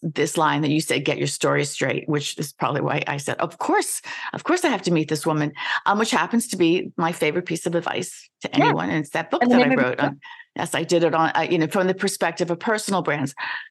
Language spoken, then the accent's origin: English; New York, United States; also born or lived in Washington, D.C.; I was told that I don't sound like I'm from New York unless I get angry. And then it's like, okay, now I lived in DC for a while